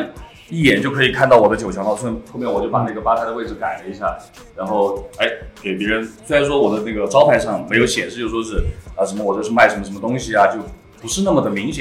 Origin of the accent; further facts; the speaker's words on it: Liangshan, Sichuan, China; 其实我是四川本土土生土长的四川人，然后我来自四川大凉山。凉山彝族自治州，我是彝族，